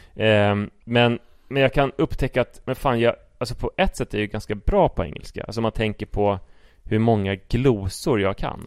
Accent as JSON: {"language": "Swedish", "country": "Sweden", "said": "om jag står för min svenskhet och pratar som en svensk"}